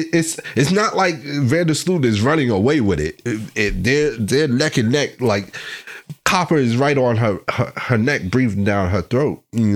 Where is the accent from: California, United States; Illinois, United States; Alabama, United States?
Illinois, United States; Chicago; now in Los Angeles, United States; as opposed to being at home in my hometown of Chicago.